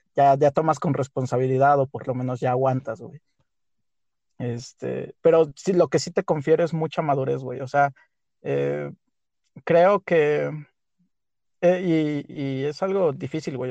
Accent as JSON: {"language": "Spanish", "town": "Huichapan", "region": "Hidalgo", "country": "Mexico", "moved": "yes", "said": "Yo soy de Huichapan, Hidalgo el bello y poderosísimo estado de Hidalgo"}